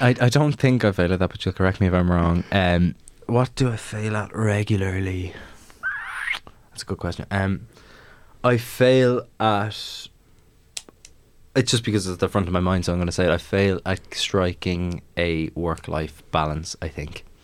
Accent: Maynooth, Leinster, Ireland; I'm from Maynooth

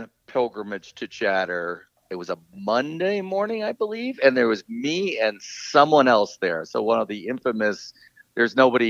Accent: Connecticut, United States; moved away as an adult; also born or lived in Northern Virginia / Richmond, Virginia; now in Park City, United States; I grew up in Connecticut. I went to school at the University of Richmond. After school, I went back home. I worked in the city for a while. Loved the city, but ended up moving to D.C.

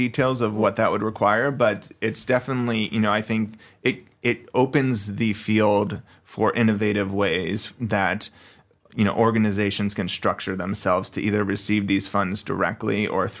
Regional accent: New Jersey, United States; now in Redding, United States; I grew up in New Jersey.

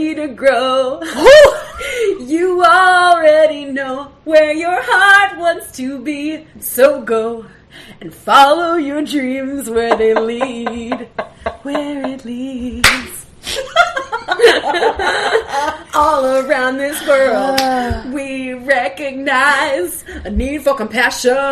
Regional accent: rural western New Jersey, United States; It's very rural western Jersey, not near Philly, near near like Allentown, Pennsylvania

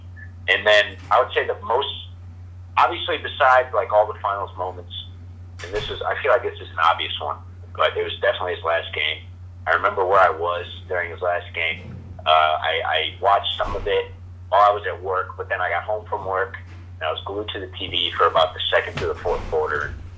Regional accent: St. Louis, Missouri, United States; I'm from St. Louis

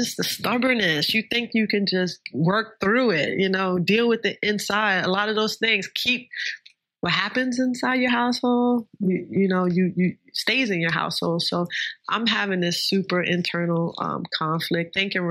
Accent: New York, United States; I'm from New York

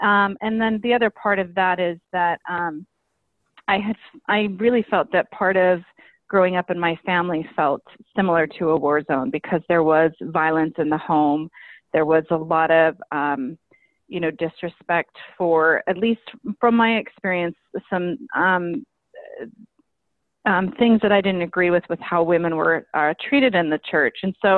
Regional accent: Salt Lake City, Utah, United States; I grew up in Salt Lake City, Utah, which is a predominantly Mormon state

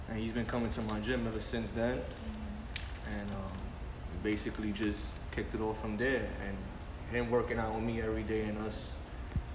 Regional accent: Brooklyn, New York, United States; We really from here

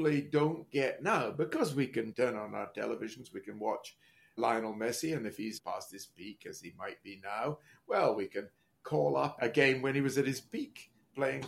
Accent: Scotland, United Kingdom; moved away; also born or lived in Manchester; I grew up in Scotland

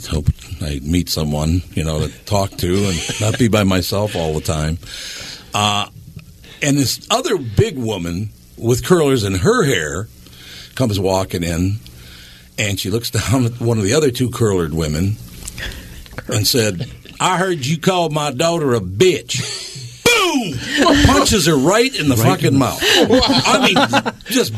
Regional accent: Minnesota, United States; moved away; I'm from Minnesota

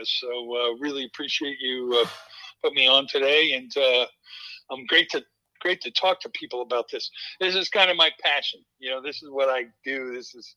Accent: Fairfield, Iowa, United States; this is my hometown and so on. I've been here 40 plus years

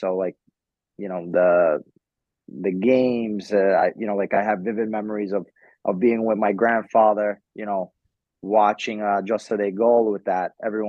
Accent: New York City, New York, United States; I was born here, I was raised in the United States.

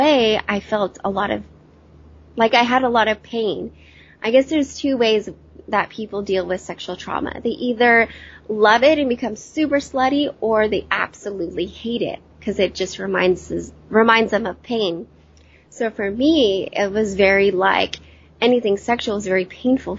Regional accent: Yuba City, California, United States; now in San Diego, United States; I'm originally from Northern California. I'm now in San Diego

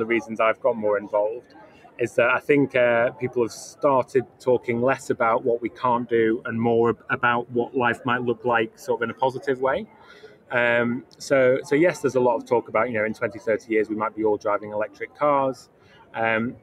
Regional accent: Yorkshire and the Humber, United Kingdom; I grew up in Yorkshire. I've got family from the northeast of England, from mining communities up there

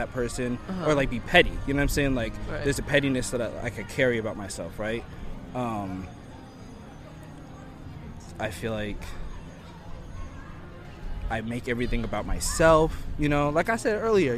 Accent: Plainfield, New Jersey, United States; now in San Diego, United States; I was born in New Jersey, Plainfield, and I'm living in Hillcrest, San Diego now

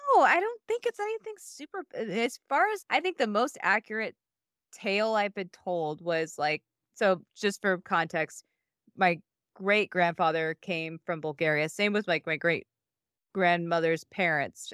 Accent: Iowa, United States; the house I grew up in in Iowa

